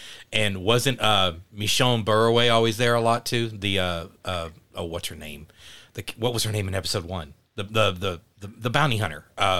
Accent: Mesquite, Texas, United States; born or raised there

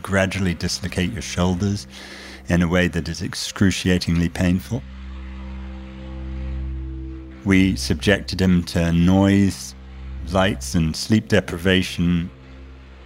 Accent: United Kingdom; accent: British; also born or lived in United States; notwithstanding my patent British accent, I'm American

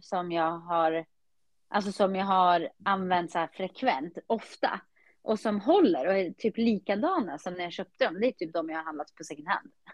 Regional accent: Eskilstuna, Södermanland, Sweden; när jag var yngre och bodde i Skiftinge

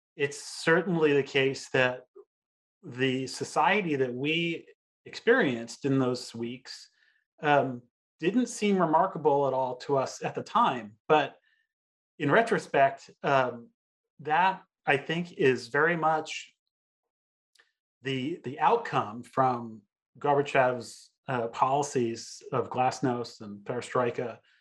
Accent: United States; as a teenager growing up in the United States

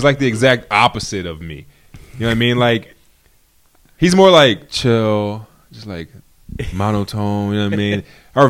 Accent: Philadelphia, Pennsylvania, United States; I'm from West Philly, and I went to elementary school, Guyon Bluford Elementary.

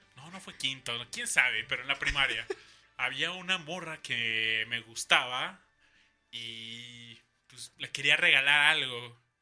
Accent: Mexico City, Mexico; como buen defeño

